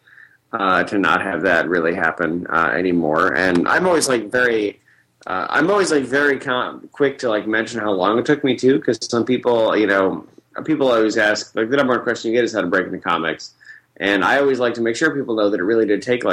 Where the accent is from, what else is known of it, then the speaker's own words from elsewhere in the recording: Central New York, United States; moved away; I'm from Central New York, so many people have never left where I'm from